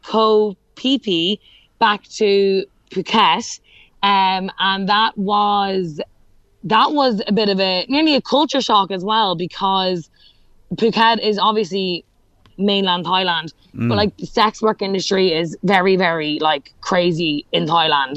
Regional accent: Ireland; accent: Irish; my Irish accent

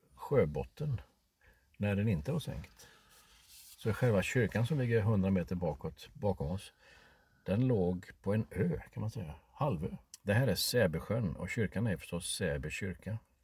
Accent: Sweden; vi svenskar

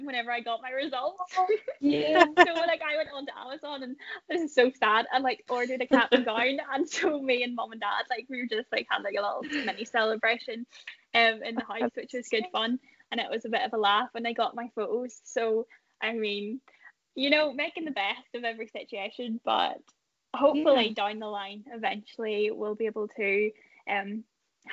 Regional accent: Ballymoney, Northern Ireland, United Kingdom; I'm from Ballymoney

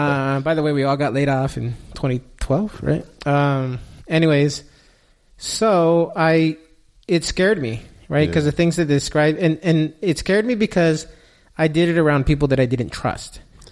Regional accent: Southern California, United States; I'm from Southern California.

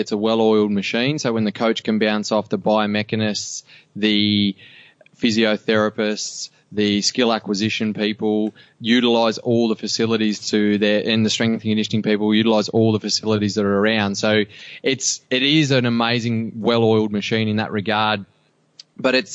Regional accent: Cobar, New South Wales, Australia; I grew up in Cobar

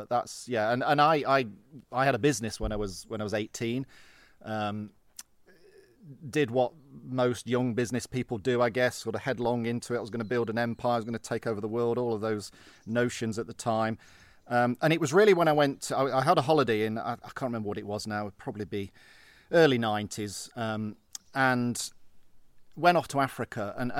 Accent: Derby, East Midlands, United Kingdom; now in Scotland; Well, I grew up in the Midlands. My dad worked on the railway, so we moved around quite a lot.

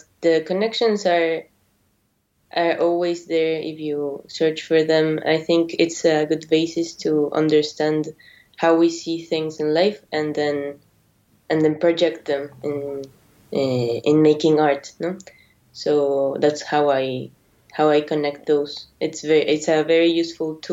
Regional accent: Mexico; moved away; also born or lived in Argentina; I was born in Argentina. I lived in Mexico all my life.

